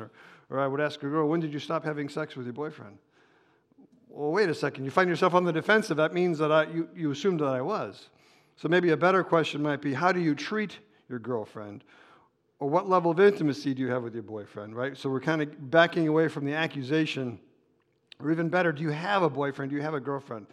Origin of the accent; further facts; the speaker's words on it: Chicago, Illinois, United States; moved away as an adult; I'm from Chicago originally, but I was there for 30 years